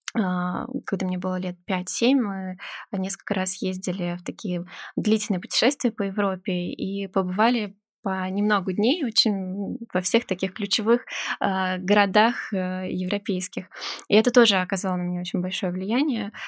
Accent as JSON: {"language": "Russian", "region": "Moscow", "country": "Russia", "tie": "born or raised there", "said": "я правда родилась и выросла в Москве"}